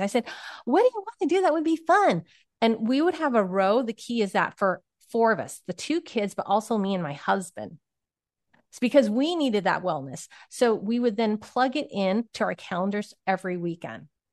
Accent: Silicon Valley, California, United States; I grew up in Silicon Valley

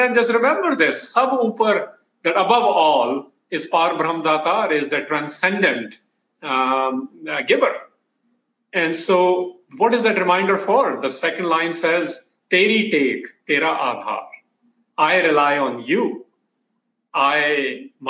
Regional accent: Kansas City, United States; growing up in Kansas City

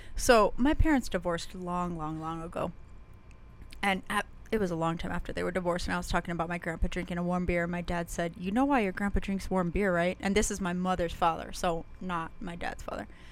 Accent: Las Cruces, New Mexico, United States; when I was a kid growing up in Las Cruces

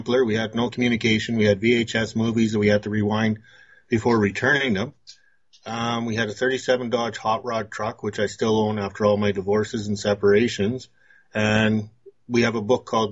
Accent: Brandon, Manitoba, Canada; now in Lynn Lake, Canada; I was born just north of Minot, North Dakota, called Brandon, Manitoba. And growing up in Brandon

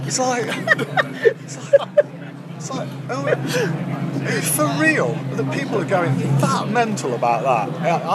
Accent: Derby, East Midlands, United Kingdom; we're from Derby, and Derby can be a grim place sometimes. I mean, I love Derby

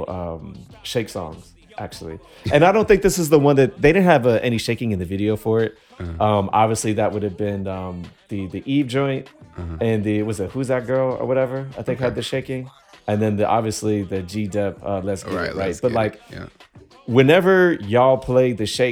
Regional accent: Virginia, United States; I was from Virginia

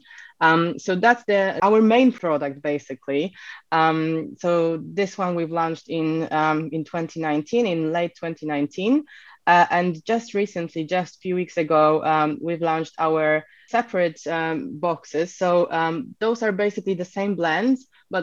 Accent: Poland; moved away as an adult; also born or lived in Edinburgh / Bristol; now in United Kingdom; I'm actually originally from Poland. So I came to the UK nearly 7 years ago now.

